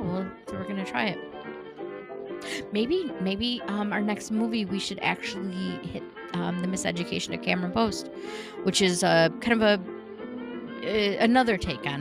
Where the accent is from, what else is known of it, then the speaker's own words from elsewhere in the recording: United Kingdom; now in United States; Pride. Yes. Yes, even though I'm British. yes. British. I don't use my... I can't even do the accent. I just can't. Well, because I'm not British anymore because I moved here.